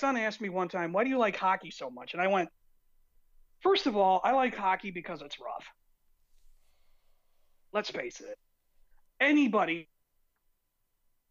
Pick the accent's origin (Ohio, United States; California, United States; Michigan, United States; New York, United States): Michigan, United States; I'm from Michigan